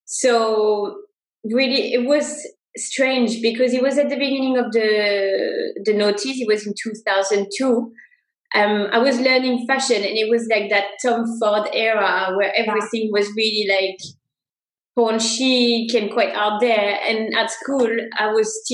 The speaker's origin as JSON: {"language": "English", "town": "Saintes", "region": "Nouvelle-Aquitaine", "country": "France", "tie": "born or raised there", "also_born_or_lived": "Sri Lanka / Mexico", "moved": "as an adult", "said": "grew up in France. I was born in France in a little town called Saintes. So it's on the southwest coast near the ocean. It's near Bordeaux."}